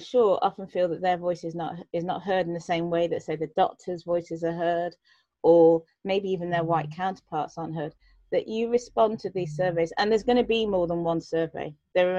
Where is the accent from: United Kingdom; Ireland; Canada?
United Kingdom; I'm a black female, born and brought up in Britain